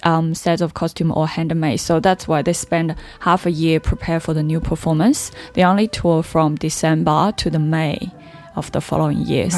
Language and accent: English; China; moved away as an adult; now in Australia; I was brought up in China